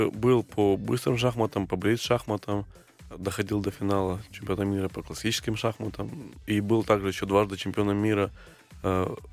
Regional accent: Crimea, Ukraine; в Крыму, откуда я родом, было, было мало перспектив, ну, не было сильных тренеров

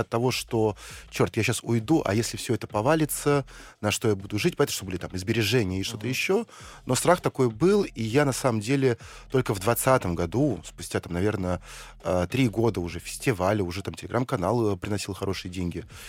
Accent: Saint Petersburg, Russia; родился в Ленинграде, э, учился в самом центре и жил в самом центре

